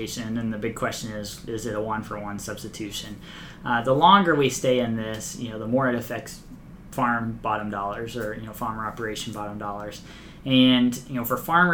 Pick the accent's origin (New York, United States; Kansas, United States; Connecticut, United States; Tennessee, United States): Kansas, United States; I'm from Kansas